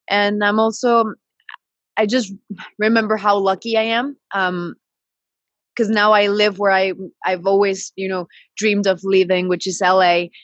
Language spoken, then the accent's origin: English; British Columbia, Canada; also born or lived in Mexico City; and I was born in Mexico City, but I was raised in Canada, the British Columbia side. So I've been all over.